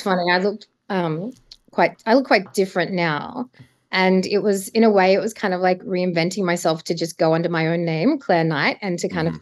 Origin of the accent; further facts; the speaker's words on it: Adelaide, South Australia, Australia; moved away as an adult; also born or lived in Sydney; now in Melbourne, Australia; I'm originally from Adelaide